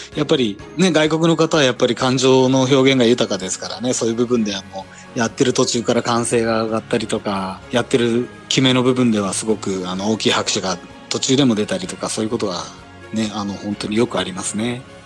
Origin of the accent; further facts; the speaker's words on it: Gunma, Japan; 私の出身地の群馬県